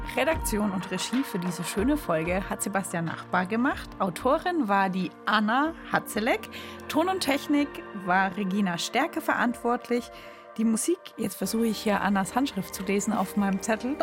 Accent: Bamberg, Bavaria, Germany; aus Bamberg kommt, aus meiner Heimat.

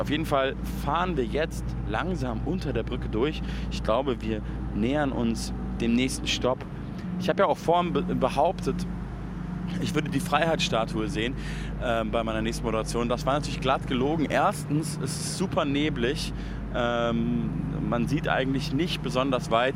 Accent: Germany; bei uns in Deutschland

